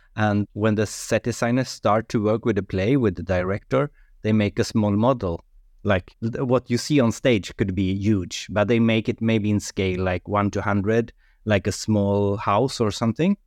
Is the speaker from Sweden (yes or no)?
yes; Sweden; English is a second language; now in Norway; I'm from Sweden, but I live in Norway, so it's like maybe my third language, English